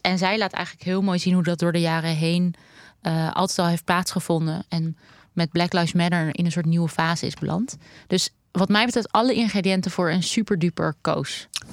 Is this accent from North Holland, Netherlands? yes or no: yes; Amsterdam, North Holland, Netherlands; Ik ben opgegroeid in de Joodse buurt in Amsterdam